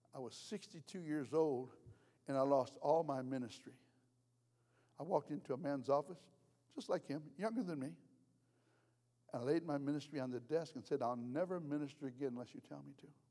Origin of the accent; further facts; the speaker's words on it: United States; I'm American.